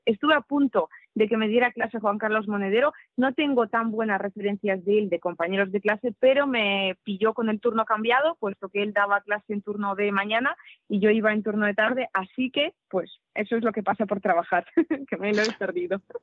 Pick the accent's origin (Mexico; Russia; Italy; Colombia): Russia; Krasnoyarsk, Krasnoyarsk Krai; Spanish is a second language; moved away as an adult; now in Spain; yo nací en Krasnoyarsk, en Siberia, y viví en Krasnoyarsk hasta los 18 años